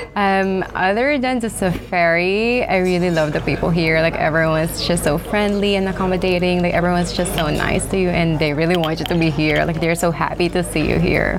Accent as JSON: {"language": "English", "town": "Manila", "region": "Metro Manila", "country": "Philippines", "tie": "born or raised there", "also_born_or_lived": "United States", "moved": "yes", "said": "I was born and raised in the Philippines, so most of my life in the Philippines was just in Manila."}